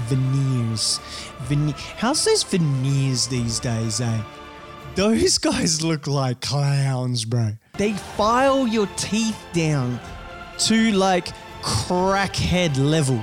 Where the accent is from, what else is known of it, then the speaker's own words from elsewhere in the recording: rural Rio region, Rio de Janeiro, Brazil; now in Australia; I come from a farm like in rural Brazil, right? In the middle of bumfuck nowhere. Like it's a little out, it's still Rio region. So I'm from Rio